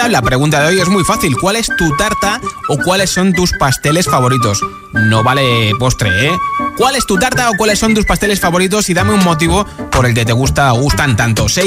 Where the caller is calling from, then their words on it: Toledo, Castilla-La Mancha, Spain; de Toledo y la tarta preferida mía es una tarta de queso.